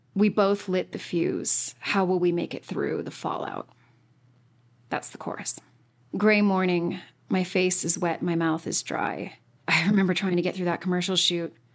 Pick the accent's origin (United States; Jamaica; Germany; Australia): United States; Utah; I was born and raised in Utah